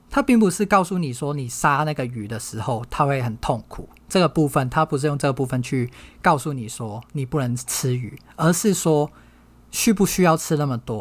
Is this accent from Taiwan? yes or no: no; Hong Kong; 我从小在香港长大